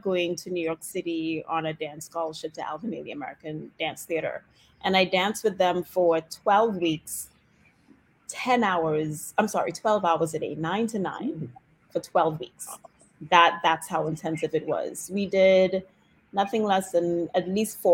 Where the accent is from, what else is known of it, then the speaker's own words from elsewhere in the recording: Trinidad & Tobago; moved away as an adult; now in Washington DC, United States; I grew up in Trinidad and Tobago